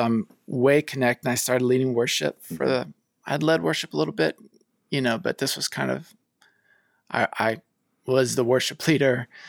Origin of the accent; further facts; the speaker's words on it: the South, United States; now in Los Angeles, United States; I grew up in the South kind of as a Christian